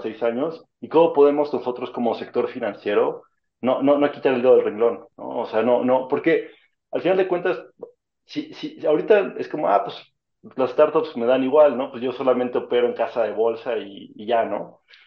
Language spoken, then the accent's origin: Spanish; Mexico; éramos como 200 mexicanos